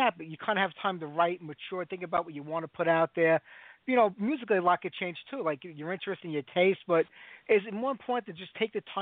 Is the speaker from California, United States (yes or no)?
no; New York City, New York, United States; now in Staten Island, United States; I was born and raised in Bensonhurst, Brooklyn